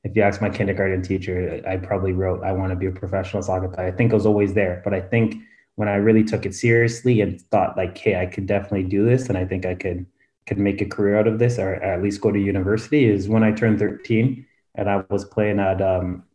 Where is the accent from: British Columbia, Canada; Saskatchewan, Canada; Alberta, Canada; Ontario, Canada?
Ontario, Canada; Ottawa; moved away as an adult; now in Lappeenranta, Finland; Originally, I was born more in the Nepean area. I grew up in Drapincourt.